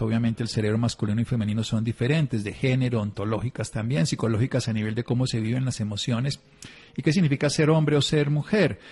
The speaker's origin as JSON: {"language": "Spanish", "region": "Tolima", "country": "Colombia", "moved": "yes", "lives_now": "La Calera, Colombia", "said": "yo soy de Tolimense, pero vivo en Cundinamarca, vivo en La Calera"}